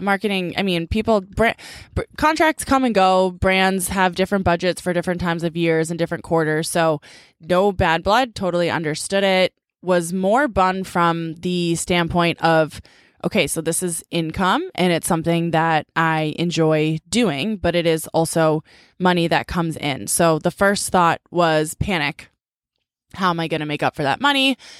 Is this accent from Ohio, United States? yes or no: no; Needham, Massachusetts, United States; growing up in Needham